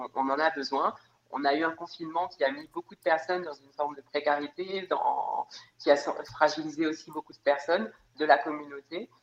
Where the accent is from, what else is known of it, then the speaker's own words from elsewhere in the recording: Réunion; je suis réunionnaise, je vis dans une ville où euh, je pense que 70% de la population est, euh, métisse